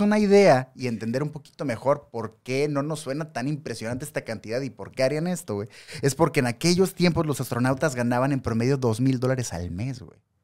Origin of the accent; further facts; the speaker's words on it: Mexicali, Baja California, Mexico; nosotros somos de Mexicali, Baja California